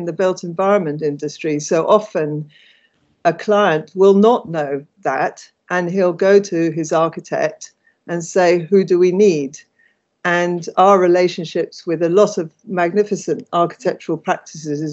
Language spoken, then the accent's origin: English; London, United Kingdom; I'm born and bred in Islington